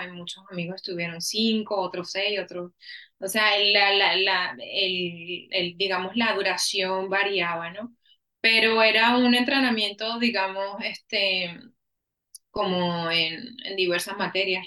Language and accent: Spanish; Caracas, Capital District, Venezuela; moved away as an adult; now in Austin, United States; yo nací y crecí en Caracas, Venezuela